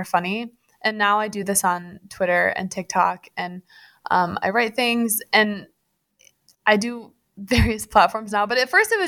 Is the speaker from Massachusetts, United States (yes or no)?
no; Grand Rapids, Michigan, United States; I grew up in Grand Rapids, Michigan